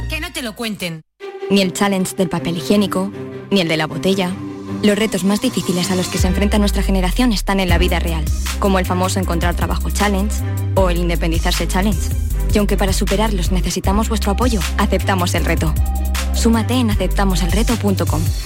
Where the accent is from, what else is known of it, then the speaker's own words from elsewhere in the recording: Lebrija, Andalusia, Spain; mi pueblo o mi ciudad, ¿no? Porque tiene el título de ciudad